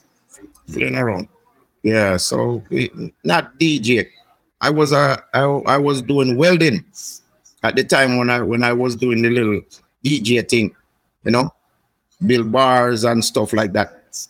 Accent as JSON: {"language": "English", "region": "Trelawny", "country": "Jamaica", "tie": "born or raised there", "said": "I'm born in a town, but I'm going to country when I'm a little boy with my mother. So we grew up in Chulani for like a couple of years. Yeah, a place named Spring Garden in Chulani, you know. We're in the back of the country, you see."}